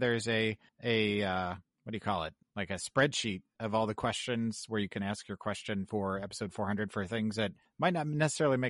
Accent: Missouri, United States; That's my home state.

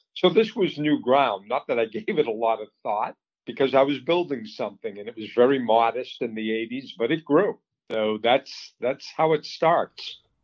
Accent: Boston, Massachusetts, United States; moved away as an adult; also born or lived in Colorado; I grew up um, in the Boston area, suburb, and went to school in Colorado

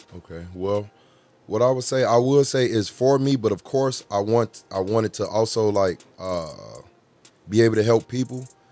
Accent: Chicago, Illinois, United States; I'm from Chicago, from Al west

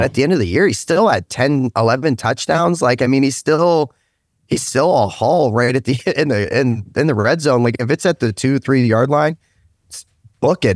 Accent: Stark County, Ohio, United States; also born or lived in United Kingdom; I'm from Stark County, um, once I came over to the States, originally out of the U K

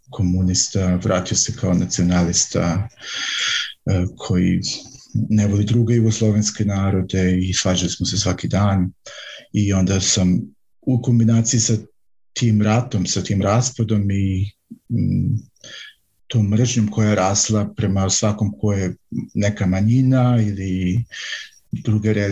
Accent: Vojvodina, Serbia; moved away as an adult; also born or lived in central Serbia / western Germany; now in Germany; rođen sam u manjem gradu u centralnoj Srbiji, ali sam tamo samo rođen i onda sam odrastao u Vojvodini, u nešto većem gradu mm, i tamo sam bio do neke svoje 20. godine

